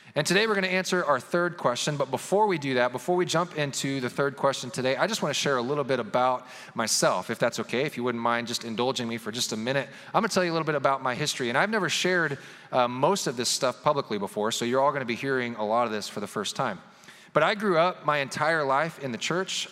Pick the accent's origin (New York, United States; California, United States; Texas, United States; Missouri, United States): Missouri, United States; Kansas City; We grew up in the Kansas City area in northwest Missouri